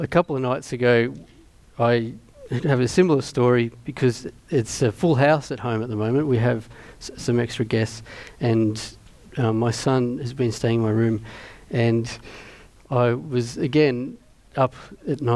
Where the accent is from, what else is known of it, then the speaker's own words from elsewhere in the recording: Mittagong, New South Wales, Australia; growing up in Mittagong.